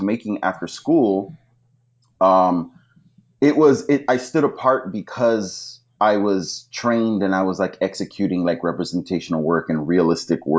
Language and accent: English; Los Angeles, California, United States; I grew up in Boyle Heights